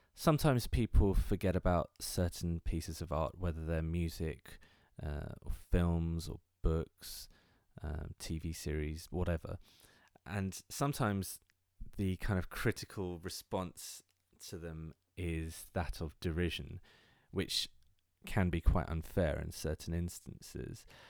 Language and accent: English; London, United Kingdom; I am from London, England